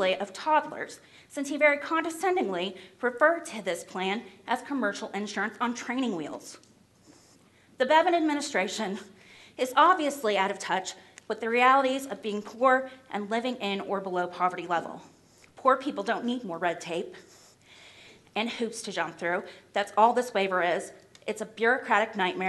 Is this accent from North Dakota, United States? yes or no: no; Clay County, Kentucky, United States; I'm from Clay County, Kentucky